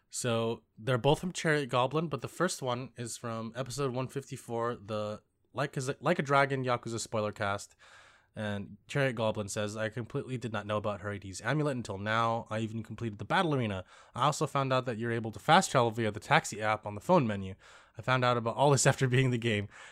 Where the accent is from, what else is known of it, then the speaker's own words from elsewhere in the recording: United States; me being American and Lisa also being American